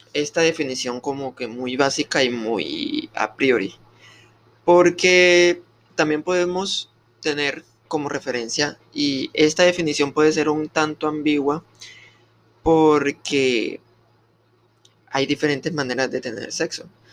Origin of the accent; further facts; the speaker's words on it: Colombia; soy del país de Colombia